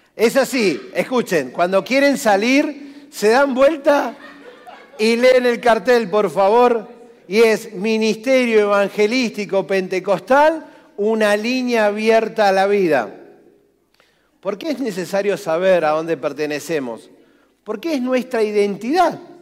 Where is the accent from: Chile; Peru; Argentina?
Argentina; nací en el barrio Villanueva, barrios de guapos.